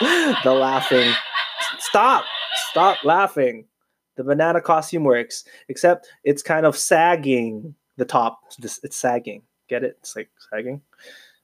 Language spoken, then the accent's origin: English; Canada; I was born in Canada. I'm a proud Filipino Canadian